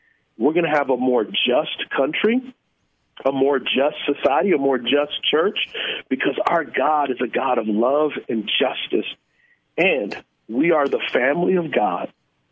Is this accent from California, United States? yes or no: no; San Antonio, Texas, United States; I grew up in San Antonio in a very poor area